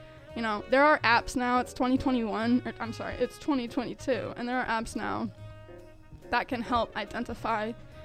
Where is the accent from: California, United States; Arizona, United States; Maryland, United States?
Arizona, United States; now in Illinois, United States; I'm from Arizona